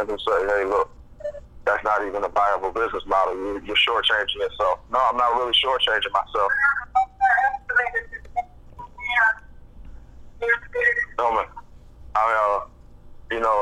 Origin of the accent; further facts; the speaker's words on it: Philadelphia, Pennsylvania, United States; moved away as an adult; also born or lived in Montana; I grew up in Philadelphia. I was born and raised in Philadelphia for the first 20 years of my life.